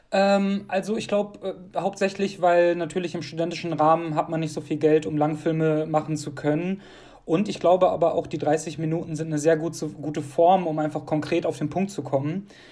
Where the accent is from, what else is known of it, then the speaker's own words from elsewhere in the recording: Duisburg, North Rhine-Westphalia, Germany; also born or lived in Moldova; hier ist auf jeden Fall so der Ort, wo wir uns wohlfühlen, wo ich aufgewachsen bin.